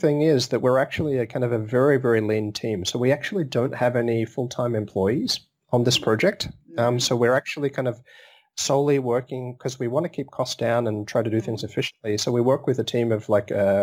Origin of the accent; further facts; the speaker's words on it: Melbourne, Victoria, Australia; I'm from Melbourne